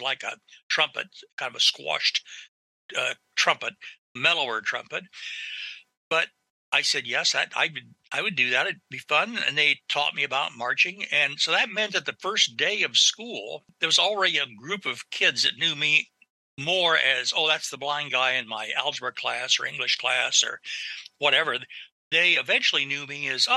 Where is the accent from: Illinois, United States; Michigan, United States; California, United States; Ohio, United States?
Ohio, United States; northern; moved away as an adult; now in Columbus, Ohio, United States; I'm originally from northern Ohio, from a very small town